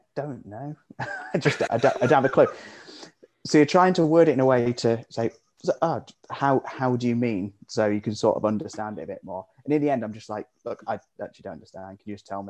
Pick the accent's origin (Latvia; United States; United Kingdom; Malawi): United Kingdom; Hereford, West Midlands; moved away as an adult; now in Sheffield, United Kingdom; I'm originally from Hereford. I moved up to Sheffield about 8 years ago.